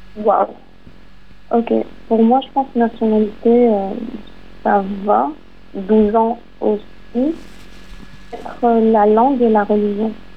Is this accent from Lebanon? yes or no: yes; Lebanon; je suis libanaise